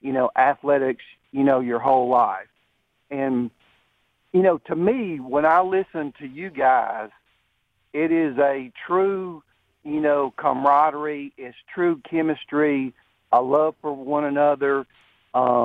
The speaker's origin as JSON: {"language": "English", "region": "Georgia", "country": "United States", "also_born_or_lived": "Alabama", "moved": "as an adult", "lives_now": "Gadsden, United States", "said": "I'm originally from Georgia."}